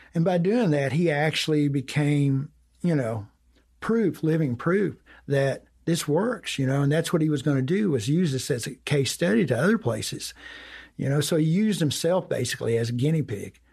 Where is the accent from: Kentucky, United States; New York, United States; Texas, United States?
Kentucky, United States; Breckinridge County; I'm, I'm from Breckenridge County. It's down, it's about an hour southwest of Louisville, midway between Owensboro and Louisville